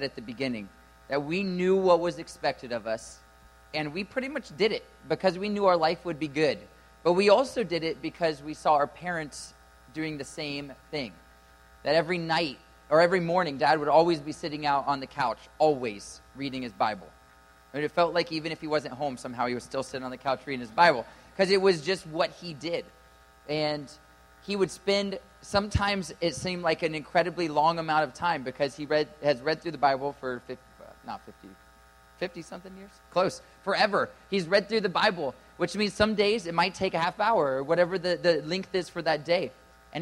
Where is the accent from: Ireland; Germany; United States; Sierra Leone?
United States; Ohio; I'm from Ohio